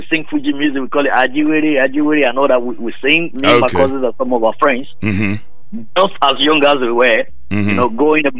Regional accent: Oyo, Nigeria; born or raised there; moved away

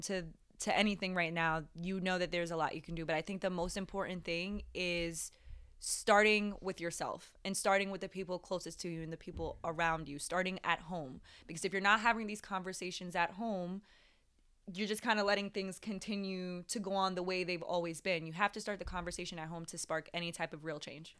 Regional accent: Jamaica; I was born in Jamaica, but I, I'm I'm black.

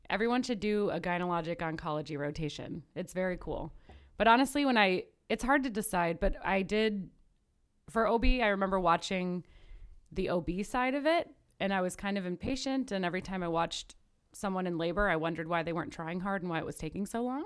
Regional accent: Midwest, United States; also born or lived in Knoxville, Tennessee; now in Chicago, United States; my birth certificate says Midwest, my education has all been in the Midwest

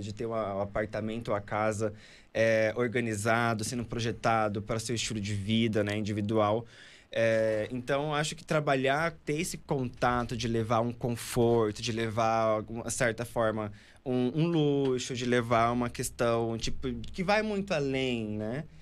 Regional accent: Pará, Brazil; also born or lived in Mato Grosso; now in São Paulo, Brazil; sou natural do Pará, né? Morei há muito tempo no Mato Grosso

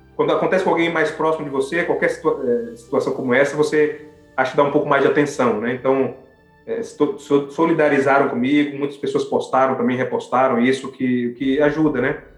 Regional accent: Brazil; moved away as an adult; now in Canada; eu sou brasileiro

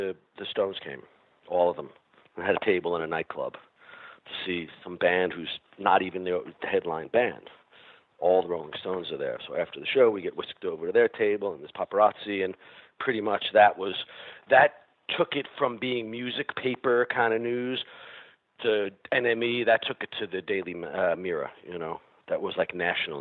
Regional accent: Long Island, New York, United States; moved away as an adult; we came from Long Island

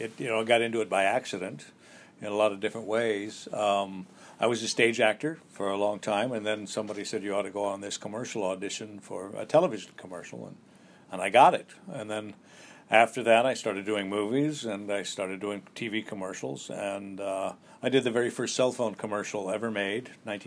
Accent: Colorado, United States; also born or lived in Wyoming / Texas / Oklahoma; now in New York, United States; I was born in Wyoming and grew up in Colorado, Texas, and Oklahoma.

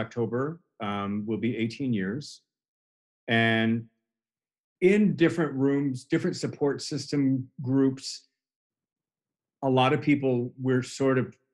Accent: Chicago, Illinois, United States; I'm originally from the Chicago area, suburb on the north side

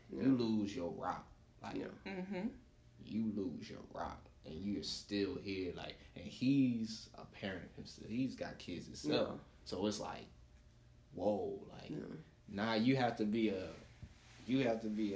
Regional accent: South Florida, United States; I'm from South Florida

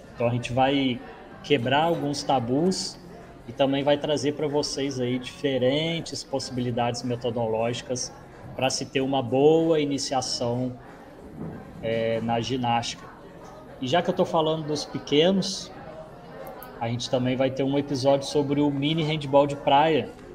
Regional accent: Juiz de Fora, Minas Gerais, Brazil; now in Juazeiro, Brazil; Juiz de Fora é minha cidade natal

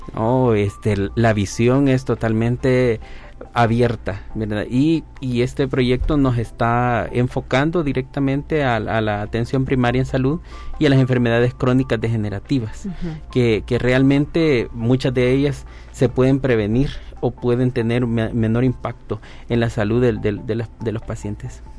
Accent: El Salvador; soy enfermero, docente de la Universidad de El Salvador

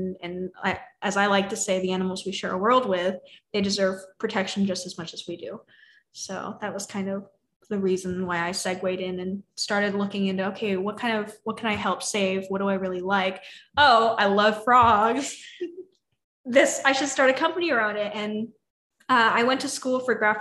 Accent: California, United States; moved away as an adult; now in Austin, United States; I grew up in California, and then I actually just moved to Austin 3 months ago

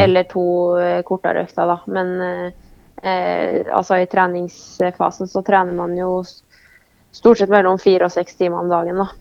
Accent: Oppdal, Trøndelag, Norway; moved away; har det vært veldig mye hjemme på Oppdal

